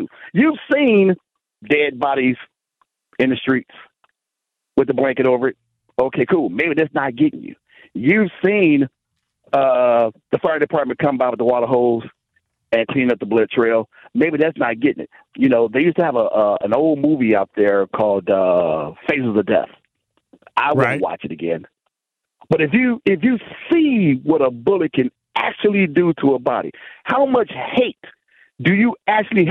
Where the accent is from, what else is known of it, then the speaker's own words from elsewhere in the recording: Chicago, Illinois, United States; I was raised in Chicago. I was raised in the inner city of Chicago